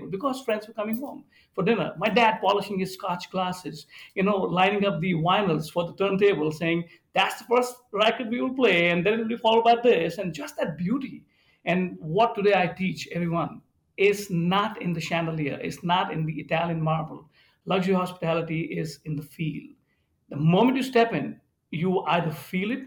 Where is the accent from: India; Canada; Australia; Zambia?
India; now in Birmingham, Michigan, United States; I grew up in India, and being an Indian